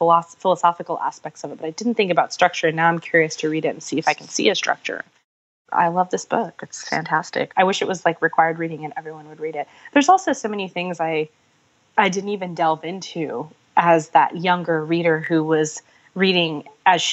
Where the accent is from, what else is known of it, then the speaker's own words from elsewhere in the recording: Pakistan; my own people, my family, being that I'm Pakistani.